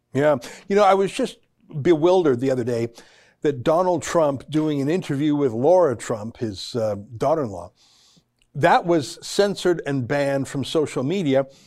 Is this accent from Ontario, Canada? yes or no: no; Calgary, Alberta, Canada; I grew up in Calgary